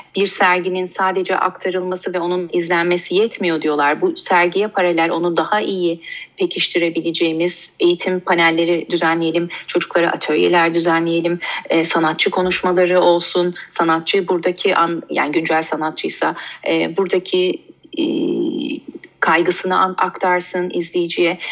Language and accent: Turkish; Istanbul, Turkey; ben e, 1983 İstanbul doğumluyum.